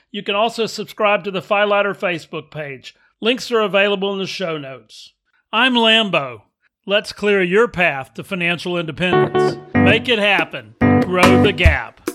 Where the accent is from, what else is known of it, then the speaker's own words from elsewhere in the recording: Texas, United States; also born or lived in Louisiana; I grew up mostly in Texas, but I'm from Louisiana